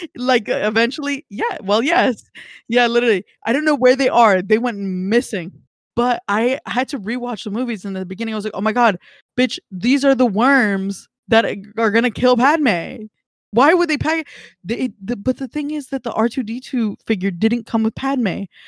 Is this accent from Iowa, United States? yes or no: no; California, United States; I think more locally as like a Californian